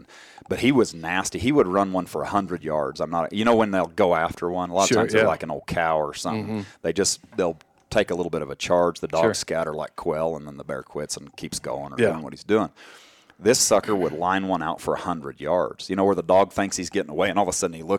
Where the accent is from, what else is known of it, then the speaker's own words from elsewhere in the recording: Colorado, United States; Where we grew up in Colorado, there weren't any bears then.